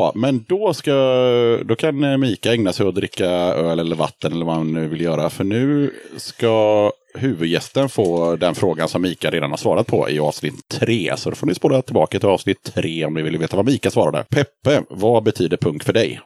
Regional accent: Sweden; moved away; also born or lived in Gothenburg; bott eh, halva livet i Småland och halva livet i Göteborg

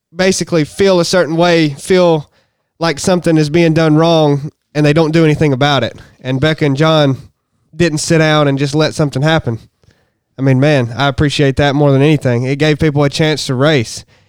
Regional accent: Harrison, Tennessee, United States; I'm from Harrison, so Chattanooga's this downtown.

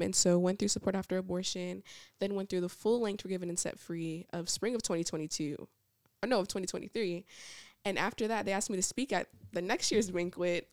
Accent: Niagara Falls, New York, United States; also born or lived in Georgia; now in Alabama, United States; I am originally from Niagara Falls, New York, so I grew up right on the top, on the border of Canada, um, and then we moved to Georgia, and then I came here to go to school

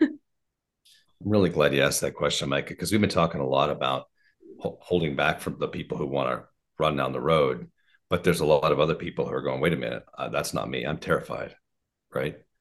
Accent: Oregon, United States; now in Colorado, United States; I was raised in Oregon

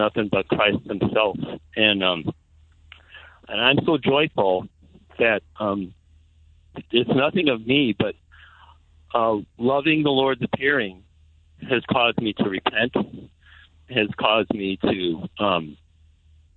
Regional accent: Palatine, Illinois, United States; now in Zion, United States; I was born in Palatine, and I moved to Zion. So I was a Palatinian, not a Zionist

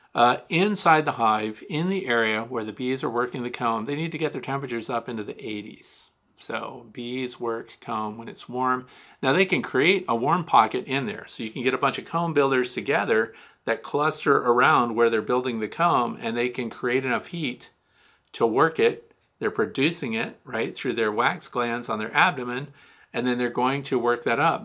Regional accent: Kirkwood, Missouri, United States; Saint Louis, Missouri, my hometown. I'm actually from Kirkwood

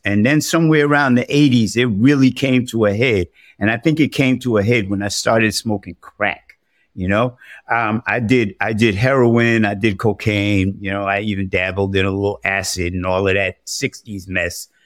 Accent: New York City, New York, United States; I was born and raised in the South, the South Bronx, that is.

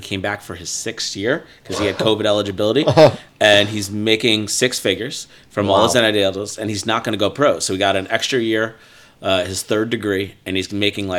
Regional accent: Fishkill, New York, United States; I was born in the Hudson Valley, upstate New York. So a little town called Fishkill, New York.

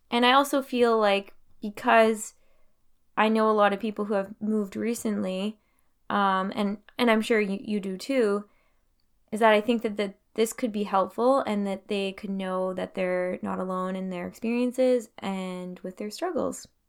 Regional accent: Timmins, Ontario, Canada; also born or lived in Thunder Bay; now in Montreal, Canada; I'm actually originally from Timmins

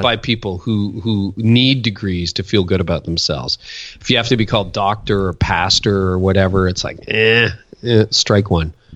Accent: Windsor, Ontario, Canada; also born or lived in Toronto; Canadian. So I was born in Windsor and then lived in this area for a good chunk of my life, a decade in Toronto

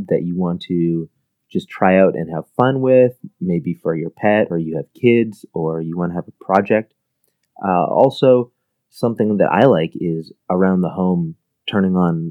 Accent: middle of Canada, central Canada, Canada; I'm actually a Canadian, and I come from the middle of Canada, which is kind of surprising to a lot of people. It's about halfway between Toronto and Vancouver.

